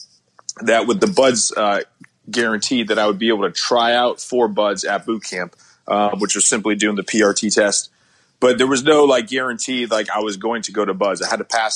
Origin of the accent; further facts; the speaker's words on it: Connecticut, United States; moved away; I'm from Connecticut. You know, not too many people join the military from Connecticut.